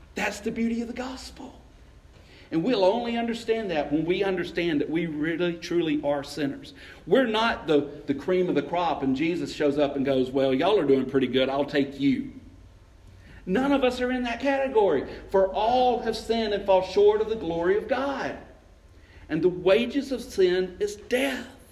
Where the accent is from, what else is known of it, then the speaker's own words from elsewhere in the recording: LaGrange, Georgia, United States; I grew up up in LaGrange, just over the mountain